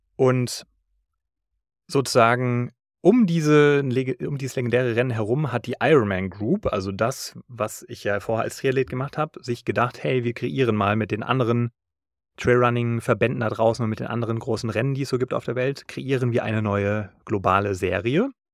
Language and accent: German; Taunus, Hesse, Germany; Das ist der Berg im Taunus, wo ich herkomme